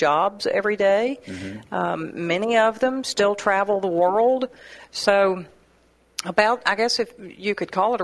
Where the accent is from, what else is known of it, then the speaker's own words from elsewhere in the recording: Hermitage, Tennessee, United States; now in Murfreesboro, United States; Originally from Hermitage.